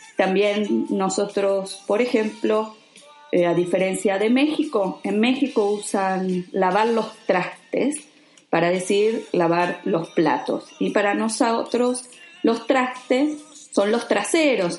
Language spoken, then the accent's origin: Spanish; Argentina; accent: Rioplatense; nosotros no decimos tú, decimos vos, y el verbo se conjuga diferente